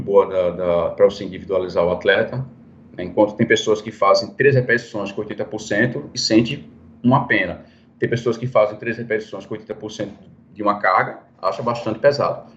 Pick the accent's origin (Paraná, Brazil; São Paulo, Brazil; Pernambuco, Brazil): Pernambuco, Brazil; Recife; moved away; also born or lived in Belo Horizonte; eu acho que vou voltar para minha terra, né? Que eu sou de Recife mesmo